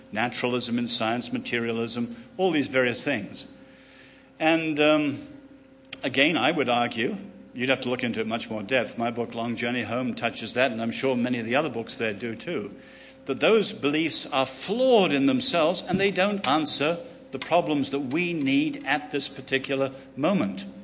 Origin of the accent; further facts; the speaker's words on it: China; born there; China, um, I was born in China, lived there, and loved going there.